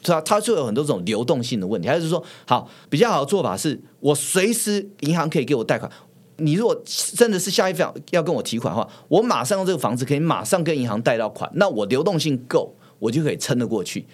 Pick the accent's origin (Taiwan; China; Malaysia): Taiwan; 我们台湾人